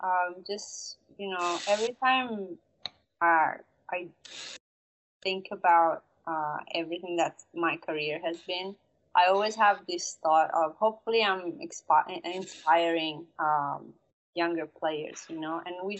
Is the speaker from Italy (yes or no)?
yes; Italy; lucky for me, my hometown is pretty popular for softball. It's considered the capital of softball in Italy.